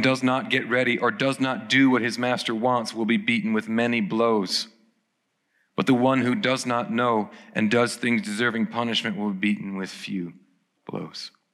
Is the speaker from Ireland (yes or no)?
yes; Ireland; I turn up in my hometown